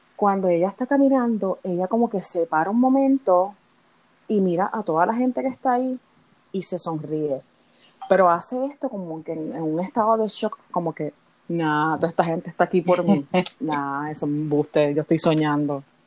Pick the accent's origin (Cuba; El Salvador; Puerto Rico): Puerto Rico; yo que soy de Puerto Rico